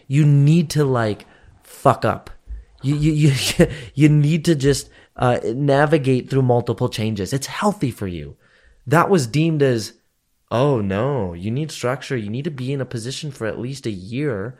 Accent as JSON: {"language": "English", "country": "Canada", "said": "I'm just as Canadian as I am Indian. Probably more so Canadian than I'm Indian"}